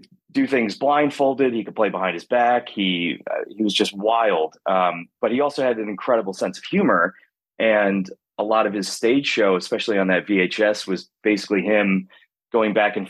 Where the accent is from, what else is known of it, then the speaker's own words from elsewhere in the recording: Wilmington, North Carolina, United States; I grew up in North Carolina